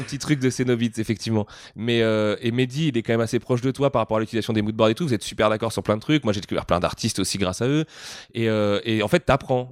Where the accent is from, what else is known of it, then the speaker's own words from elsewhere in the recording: France; on est français